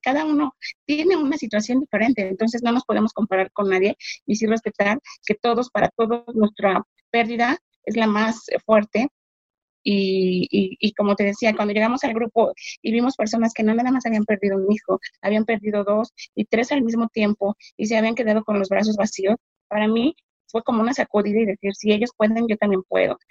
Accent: Mexico City, Mexico; soy de México, Ciudad de México.

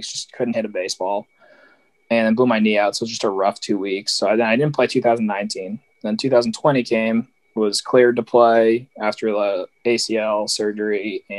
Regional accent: Easton, Massachusetts, United States; growing up, I grew up in Easton

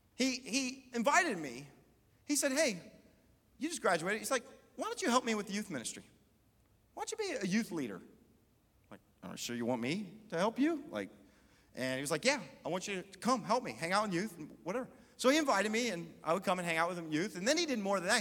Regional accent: Columbus, United States; also born or lived in Germany; they moved us back to Columbus. This is where I'd spent 10 years growing up

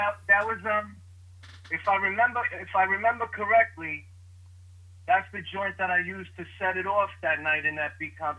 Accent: New York City, New York, United States; now in Staten Island, United States; originally I'm from Brooklyn. I moved out to Staten Island

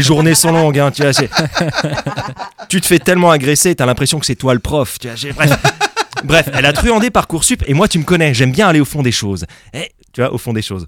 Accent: France; on est français

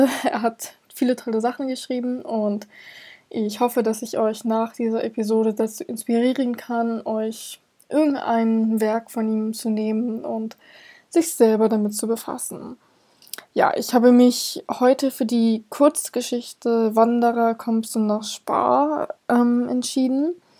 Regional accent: Hamburg, Germany; ich komme selber aus Hamburg, wir sind eine Millionenstadt.

